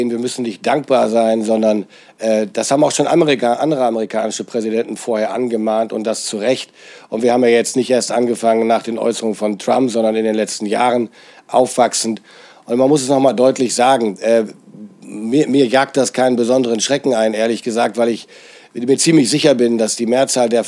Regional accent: Lower Saxony, Germany; Es gibt in Niedersachsen, ich bin ja Niedersachse, den schönen Spruch

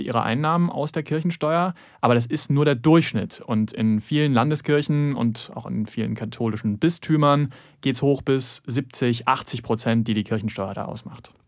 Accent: the East, eastern Germany, Germany; im Osten, wo ich aufgewachsen bin

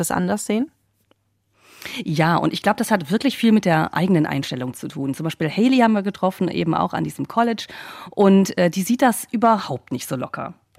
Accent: Germany; now in United States; mit Deutschland vergleiche, ähm, auch wo ich aufgewachsen bin

